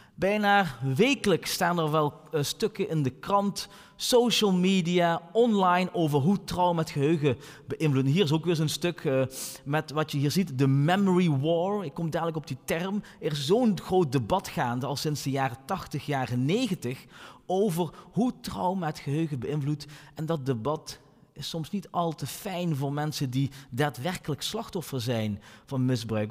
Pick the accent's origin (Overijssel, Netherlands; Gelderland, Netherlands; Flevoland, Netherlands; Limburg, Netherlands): Limburg, Netherlands; Maastricht; de stad waar ik vandaan kom, Maastricht.